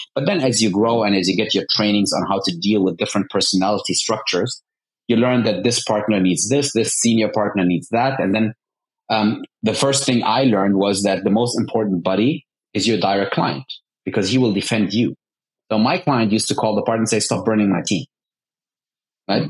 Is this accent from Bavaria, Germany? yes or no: no; Bonn, North Rhine-Westphalia, Germany; moved away as an adult; also born or lived in Dubai; I was born in Bonn, Bonn, Germany, which used to be the capital